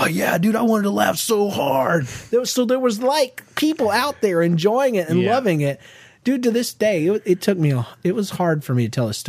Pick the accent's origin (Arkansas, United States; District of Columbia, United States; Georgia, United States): Georgia, United States; I was from Georgia